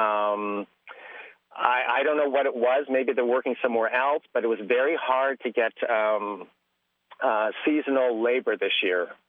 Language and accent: English; just outside of Toronto, Ontario, Canada; now in Willcox, United States; grew up in Canada, just outside of Toronto